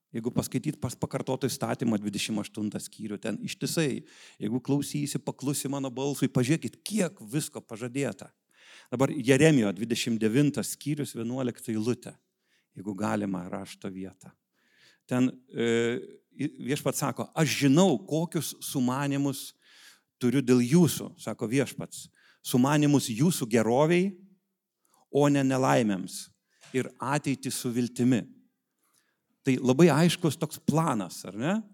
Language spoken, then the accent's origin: Lithuanian; Vilnius, Vilnius County, Lithuania; esu iš Vilniaus